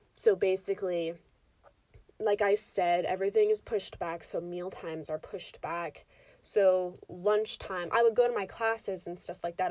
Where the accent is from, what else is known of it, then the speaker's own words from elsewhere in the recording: United States; being an American in the United States